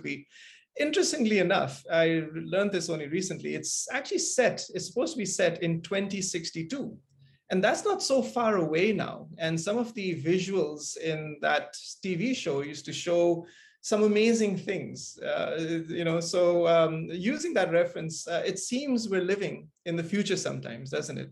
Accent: Kuala Lumpur, Malaysia; as a kid growing up in Kuala Lumpur

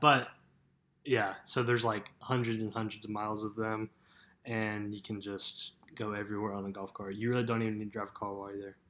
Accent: Peachtree City, Georgia, United States; I'm 19, born and raised in Georgia.

